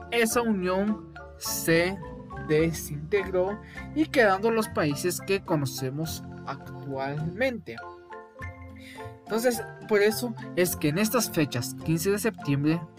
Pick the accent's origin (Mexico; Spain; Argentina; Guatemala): Guatemala; como guatemaltecos